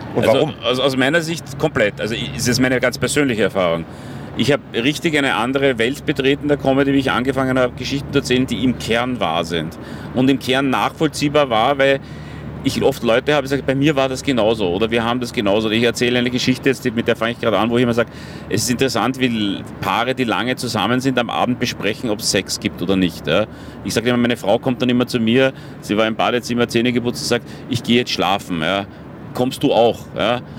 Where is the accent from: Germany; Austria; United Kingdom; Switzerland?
Austria; Vienna; als Wiener